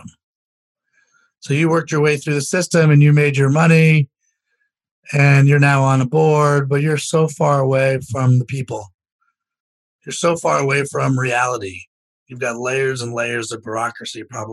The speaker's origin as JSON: {"language": "English", "town": "Potomac", "region": "Maryland", "country": "United States", "tie": "born or raised there", "said": "I was born in Potomac, Maryland"}